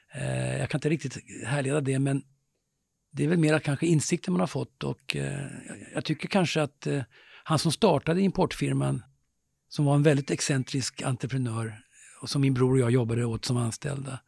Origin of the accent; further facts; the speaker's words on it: Stockholm, Stockholm County, Sweden; där växte jag upp i Vällingby, jag och min bror, i ganska enkla förhållanden. I en lägenhet nere i Grimsta